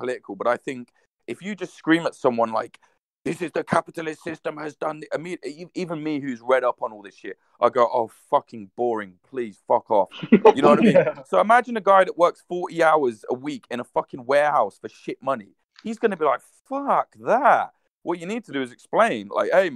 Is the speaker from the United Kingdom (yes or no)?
yes; Midlands, United Kingdom; where I'm from, I'm not from London, man. I'm from the Midlands